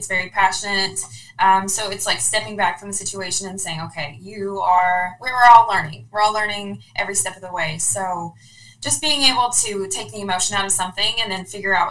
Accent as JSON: {"language": "English", "town": "Louisville", "region": "Kentucky", "country": "United States", "said": "I'm from Louisville, Kentucky"}